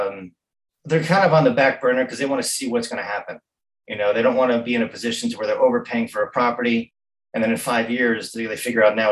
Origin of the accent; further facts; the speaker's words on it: Montauk, New York, United States; growing up in Montauk